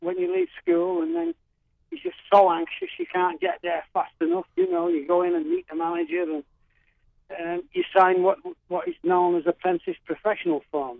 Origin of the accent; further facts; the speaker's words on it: Manchester, North West England, United Kingdom; I grew up in Manchester, very much in a predominant Manchester United area.